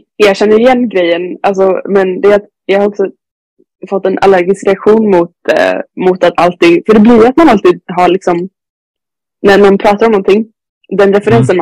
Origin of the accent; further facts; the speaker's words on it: Sweden; hemma i Sverige